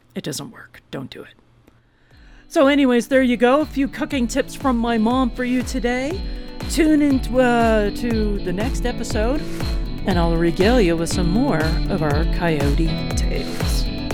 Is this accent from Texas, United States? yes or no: yes; Texas, United States; And we're from Texas